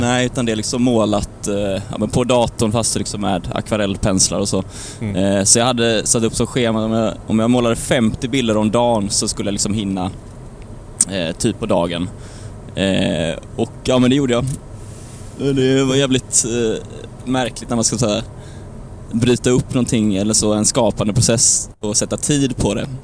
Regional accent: Lerum, Västra Götaland, Sweden; genom Lerum här nu precis. Mm. Oj, där ja. Eh, där jag är född och uppvuxen

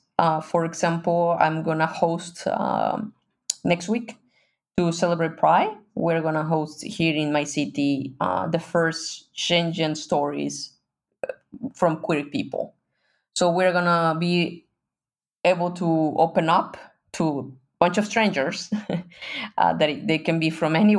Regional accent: Mexico; I'm from Mexico, but I was a privileged person in Mexico.

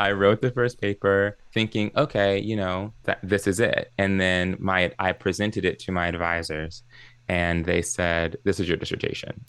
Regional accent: Maryland, United States; also born or lived in New Jersey / Columbus, Ohio; I grew up in Maryland. That's where I live now and it's where I grew up

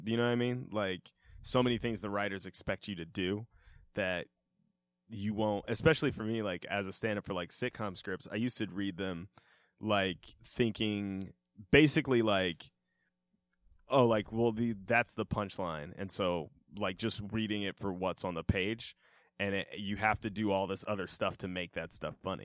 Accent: Denver, Colorado, United States; they're my hometown team

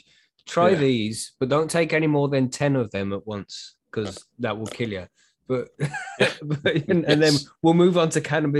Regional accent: United Kingdom; That's what we tend to do as British people, I think.

